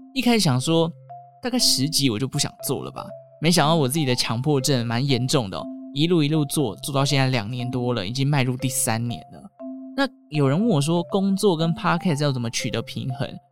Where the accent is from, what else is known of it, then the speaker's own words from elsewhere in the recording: Taichung, Taiwan; 我是台中人